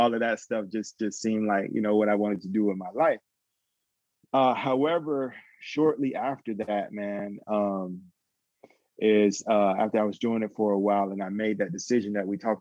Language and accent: English; Atlanta, Georgia, United States; I grew up in Atlanta. I'm originally from Atlanta.